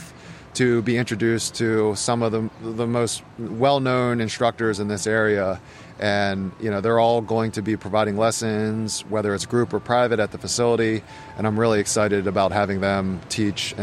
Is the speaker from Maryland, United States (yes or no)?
yes; Harford County, Maryland, United States; I grew up in Harford County. I went to Folsom High School and really have lived in Maryland minus 2 years for my entire life